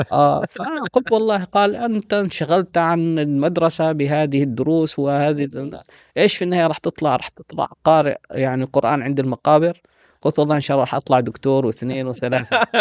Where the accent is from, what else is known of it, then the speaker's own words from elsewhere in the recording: Medina, Medina Province, Saudi Arabia; moved away; also born or lived in Syria / Sudan; وصلت إلى المدينة المنورة مع أسرتي آه، كنت في الصف السادس